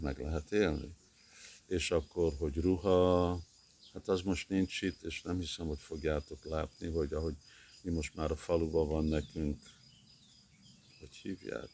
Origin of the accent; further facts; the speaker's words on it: Montreal, Quebec, Canada; moved away; also born or lived in Hungary; én Kanadában nőttem fel, Montrealba